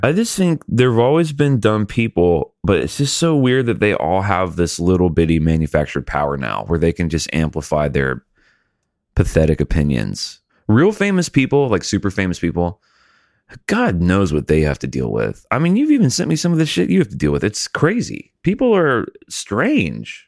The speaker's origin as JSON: {"language": "English", "town": "Montgomery", "region": "Alabama", "country": "United States", "tie": "born or raised there", "said": "I'm from Alabama was born in Montgomery"}